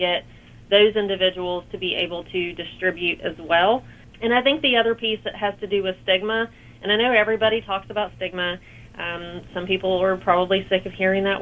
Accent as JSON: {"language": "English", "town": "South Charleston", "region": "West Virginia", "country": "United States", "tie": "born or raised there", "said": "So I'm from South Charleston, so I grew up in South Charleston. I've been here pretty much the majority of my life."}